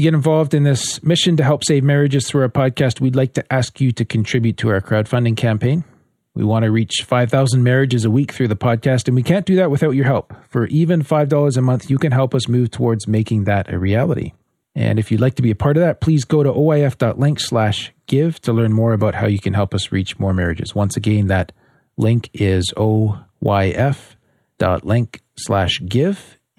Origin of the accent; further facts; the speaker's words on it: Canada; You can tell we're from Canada.